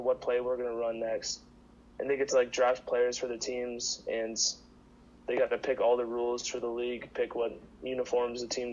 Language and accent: English; Minnesota, United States; I'm from Minnesota